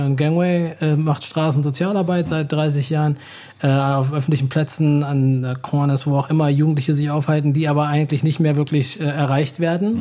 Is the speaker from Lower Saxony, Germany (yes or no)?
yes; Hanover, Lower Saxony, Germany; moved away as an adult; also born or lived in Virginia / New Jersey / New York / Rhode Island; now in Berlin, Germany; Ich habe den großen, größten Teil meiner Kindheit in Hannover verbracht und bin dann zu meiner Familie nach Amerika gezogen